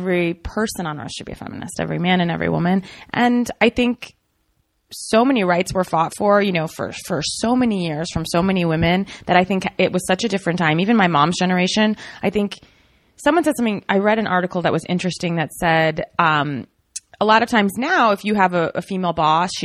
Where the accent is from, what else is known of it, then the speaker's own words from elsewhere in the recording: Alexandria, Virginia, United States; I grew up outside DC in Virginia and Alexandria.